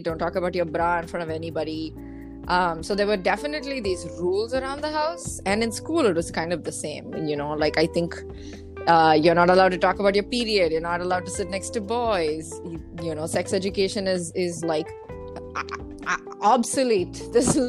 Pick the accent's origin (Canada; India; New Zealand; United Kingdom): India; growing up in India